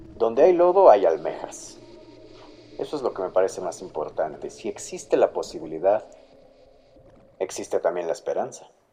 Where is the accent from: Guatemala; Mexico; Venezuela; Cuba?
Mexico; Mexico City; tengo 22 años y soy de la Ciudad de México